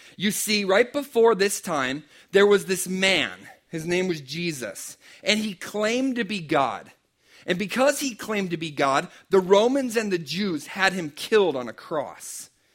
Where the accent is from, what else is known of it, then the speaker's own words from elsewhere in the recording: Pennsylvania, United States; I'm from Pennsylvania